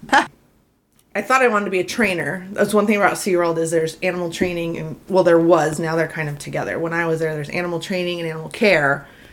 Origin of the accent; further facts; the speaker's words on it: Ansley, Nebraska, United States; moved away as an adult; also born or lived in Texas; I grew up in Ansley and went to school at Texas A&M